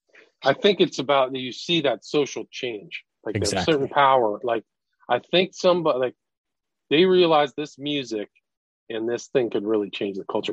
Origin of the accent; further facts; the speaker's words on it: California, United States; I grew up in Northern California, and some of those concerts were just paganistic drug frenzies.